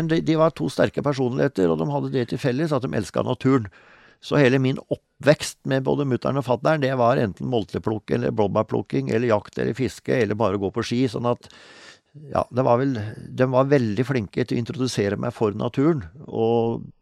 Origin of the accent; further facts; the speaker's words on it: Telemark, Norway; Eh, i, eh, i sørøstlig delen av Hardangervidda, altså nord for Møsvann. Så det var egentlig der jeg vokste opp.